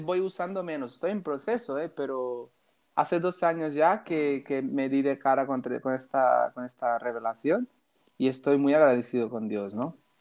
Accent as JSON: {"language": "Spanish", "country": "Brazil", "moved": "yes", "lives_now": "Balaguer, Spain", "said": "soy de Brasil, tengo 31 años"}